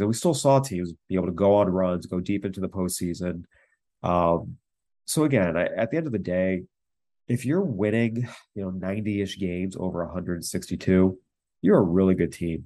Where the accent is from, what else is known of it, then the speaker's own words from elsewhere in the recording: San Diego, California, United States; I grew up in San Diego as a charter season ticket holder.